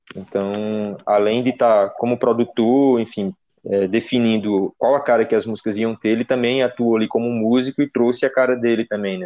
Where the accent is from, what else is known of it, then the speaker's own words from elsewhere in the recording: Petrolina, Pernambuco, Brazil; eu sou de Petrolina